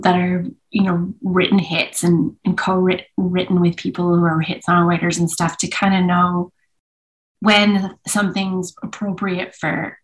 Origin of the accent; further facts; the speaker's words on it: Vancouver, British Columbia, Canada; now in Edmonton, Canada; I was born in Vancouver